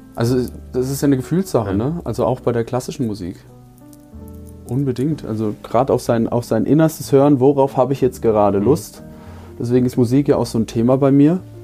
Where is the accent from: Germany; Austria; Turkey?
Germany; Markgräflerland, Baden-Württemberg; moved away as an adult; now in Dresden, Germany; ich bin ja 700 Kilometer aus dem Markgräflerland zu dir gezogen, nur wegen der Weinkulturbar